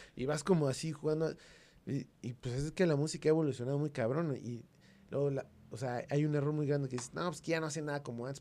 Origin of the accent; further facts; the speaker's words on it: Mexico; En México teníamos